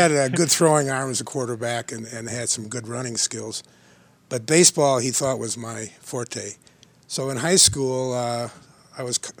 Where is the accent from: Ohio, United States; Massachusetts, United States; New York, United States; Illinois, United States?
Illinois, United States; Chicago; moved away; also born or lived in Aspen, Colorado; Yes, I was born and raised in Chicago.